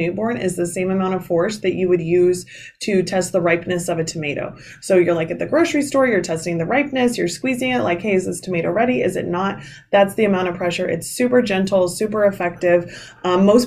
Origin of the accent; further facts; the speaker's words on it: Midwest, United States; moved away as an adult; now in New Jersey, United States; I'm originally from the Midwest